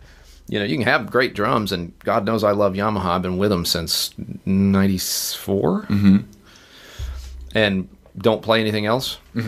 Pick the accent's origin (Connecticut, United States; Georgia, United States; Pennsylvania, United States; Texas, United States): Pennsylvania, United States; Uniontown; born there; So, I was born in Pennsylvania, Uniontown. Okay. I'm a northerner. Yankee.